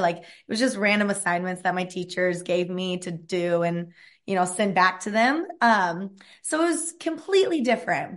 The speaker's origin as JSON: {"language": "English", "town": "Evansville", "region": "Indiana", "country": "United States", "tie": "born or raised there", "said": "I am born and raised in Evansville, Indiana, and grew up dancing my whole entire life"}